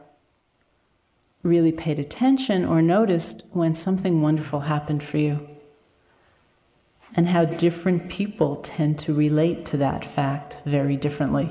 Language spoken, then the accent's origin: English; United States; as an American